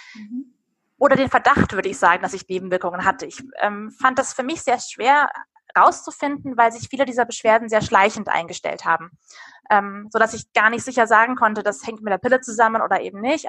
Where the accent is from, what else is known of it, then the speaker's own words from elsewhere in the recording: Darmstadt, Hesse, Germany; moved away as an adult; also born or lived in Bamberg / Munich; lebe inzwischen nach Stationen in Bamberg und München wieder in meiner alten Heimat in Darmstadt im Rhein-Main-Gebiet